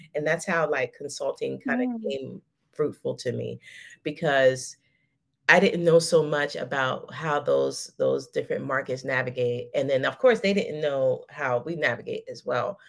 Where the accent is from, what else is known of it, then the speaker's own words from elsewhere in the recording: United States; moved away; also born or lived in Dubai; I'm like a hundred thousand percent American